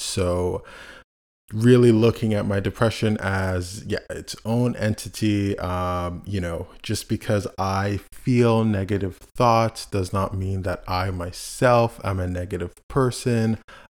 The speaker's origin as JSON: {"language": "English", "town": "Montreal", "region": "Quebec", "country": "Canada", "tie": "born or raised there", "said": "And myself, I was born in Canada, born in Montreal, Canada."}